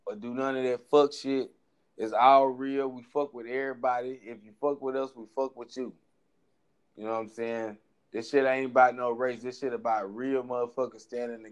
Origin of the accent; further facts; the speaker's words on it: Houston, Texas, United States; I'm from Houston